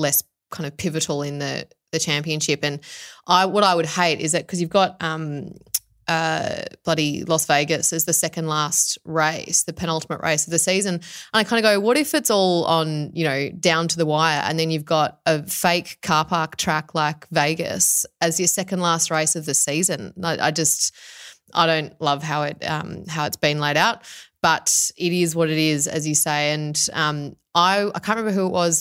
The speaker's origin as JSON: {"language": "English", "country": "Australia"}